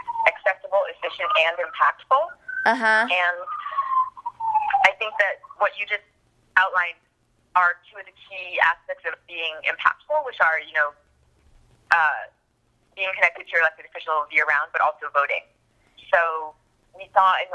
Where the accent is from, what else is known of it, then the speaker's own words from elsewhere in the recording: Texas, United States; moved away as an adult; also born or lived in Iowa; I'm actually from Texas